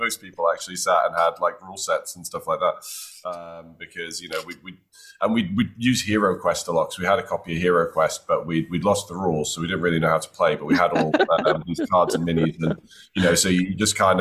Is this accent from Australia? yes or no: no; North Wales, United Kingdom; I grew up in the mountains of North Wales